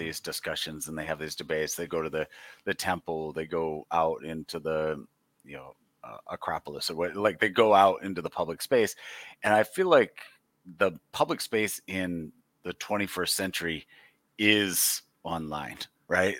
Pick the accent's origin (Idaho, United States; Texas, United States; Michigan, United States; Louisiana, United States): Michigan, United States; I, uh, have lived, born and raised in Michigan, lived here